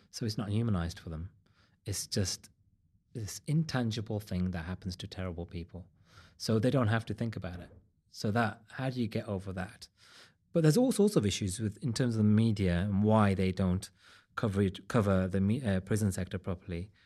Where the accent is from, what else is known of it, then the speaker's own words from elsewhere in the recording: Wolverhampton, West Midlands, United Kingdom; I'm from Wolverhampton.